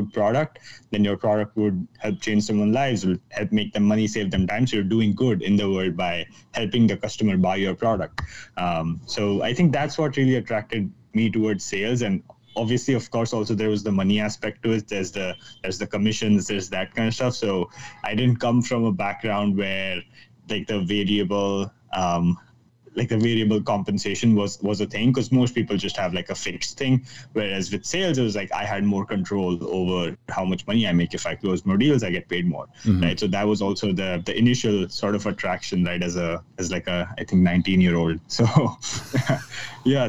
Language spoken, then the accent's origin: English; Mumbai, Maharashtra, India; if you haven't caught it from my accent yet, I'm joining in from Mumbai, India. So like every Indian ever, I had to become an engineer or a doctor